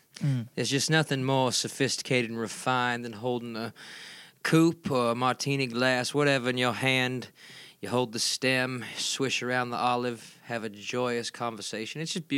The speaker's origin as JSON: {"language": "English", "region": "Louisiana", "country": "United States", "said": "Well, I am from Baylor-Baton, Louisiana, which is not too far from New Orleans. So, whenever I go back home, you know, there's very extensive river system down there."}